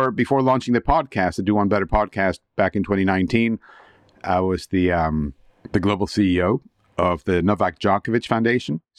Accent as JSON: {"language": "English", "country": "Argentina", "also_born_or_lived": "United States / Canada / Luxembourg / Switzerland", "lives_now": "United Kingdom", "said": "I'm originally from Argentina and I'm a paragon of globalization, you could say. I lived in the US and in Canada, uh, Luxembourg, Switzerland, and now here in the UK."}